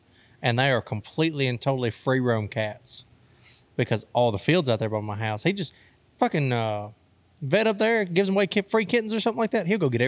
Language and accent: English; United States; I'm an American.